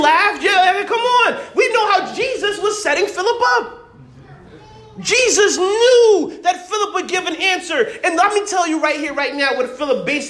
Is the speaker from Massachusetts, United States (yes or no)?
yes; Massachusetts, United States; I'm from Massachusetts